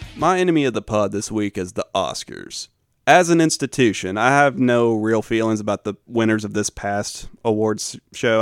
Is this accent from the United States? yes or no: yes; the South, United States; as a Southerner